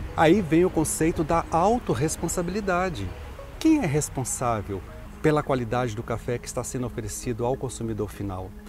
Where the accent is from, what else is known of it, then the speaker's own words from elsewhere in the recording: Brazil; Eu sou bem brasileiro